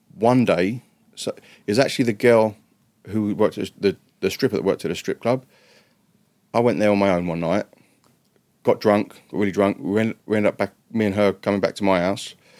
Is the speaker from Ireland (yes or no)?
no; England, United Kingdom; moved away as an adult; also born or lived in Dallas, United States; I'm English